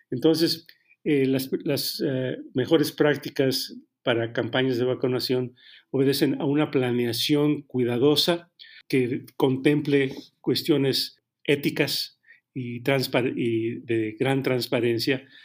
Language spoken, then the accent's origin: Spanish; Mexico; porque al final del día todos somos mexicanos